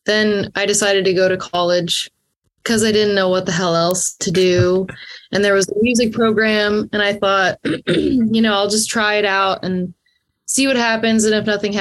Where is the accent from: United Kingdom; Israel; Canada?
Canada; Perth County, Ontario; I grew up in Perth County, Ontario, just outside of Stratford, Ontario